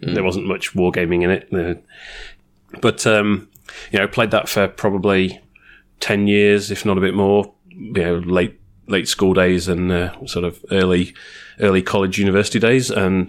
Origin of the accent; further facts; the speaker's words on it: near Games Workshop headquarters, East Midlands, United Kingdom; now in Australia; I came from the UK originally, grew up around about 5 miles, so about 8 kilometres from Games Workshop headquarters.